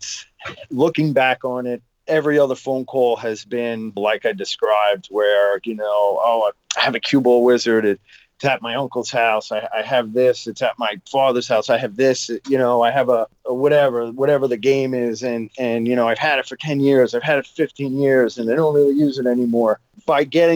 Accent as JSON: {"language": "English", "area": "Long Island", "region": "New York", "country": "United States", "tie": "born or raised there", "said": "I grew up on Long Island"}